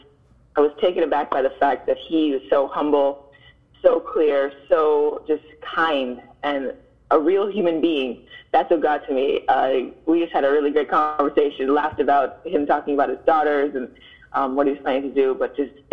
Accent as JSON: {"language": "English", "town": "Miami", "region": "Florida", "country": "United States", "tie": "born or raised there", "said": "I was born and raised in Miami"}